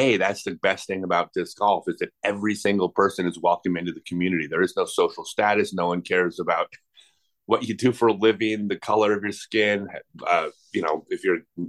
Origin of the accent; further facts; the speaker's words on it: La Cañada Flintridge, California, United States; I grew up in La Cañada, Flint Ridge.